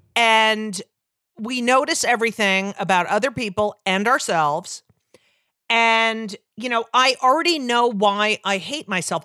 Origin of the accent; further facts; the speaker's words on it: Clark, New Jersey, United States; also born or lived in Newark, New Jersey / Elizabeth, New Jersey; I grew up in New Jersey